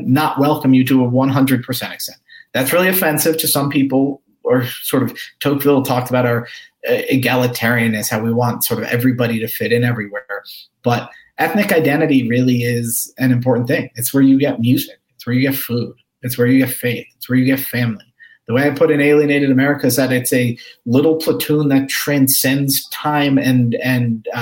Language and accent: English; New York, United States; I'm Irish. I'm an American. I'm a New Yorker.